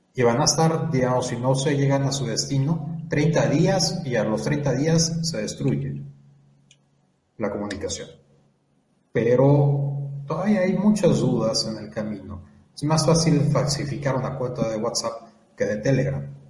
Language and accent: Spanish; Mexico